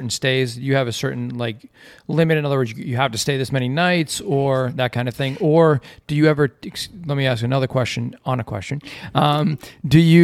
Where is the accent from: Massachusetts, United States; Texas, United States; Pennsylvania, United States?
Massachusetts, United States; just outside of Boston; moved away as an adult; also born or lived in Tampa area, Florida; now in Tampa, United States; we're from Massachusetts